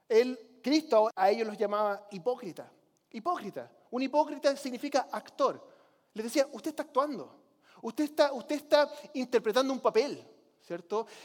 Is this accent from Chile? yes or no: yes; Chile; Yo nunca fui católico, pero crecí como misionero en Chile.